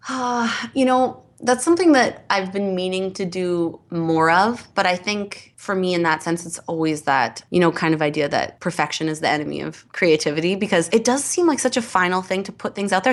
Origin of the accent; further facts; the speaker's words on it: Edmonton, Alberta, Canada; moved away; I'm an improviser from Edmonton.